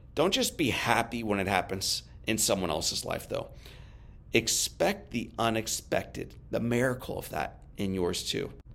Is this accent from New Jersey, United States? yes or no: no; St. Louis, Missouri, United States; my hometown Saint Louis